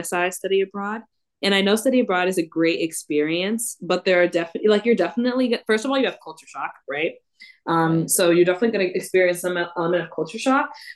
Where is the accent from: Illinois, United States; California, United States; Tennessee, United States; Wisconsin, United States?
Illinois, United States; Chicago; first language English; moved away as an adult; now in Stellenbosch, South Africa; I'm from Chicago